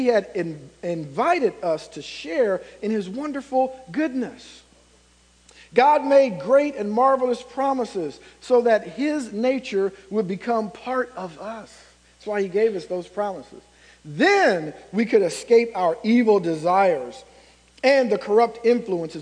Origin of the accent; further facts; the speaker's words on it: Ohio, United States; moved away as an adult; now in Indiana, United States; I'm from Ohio